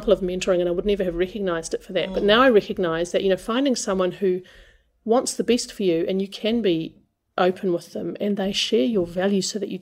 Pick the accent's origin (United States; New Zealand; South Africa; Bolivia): New Zealand